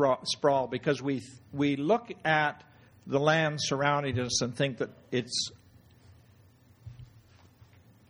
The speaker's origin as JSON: {"language": "English", "town": "Lethbridge", "region": "Alberta", "country": "Canada", "tie": "born or raised there", "said": "I was born in Lethbridge."}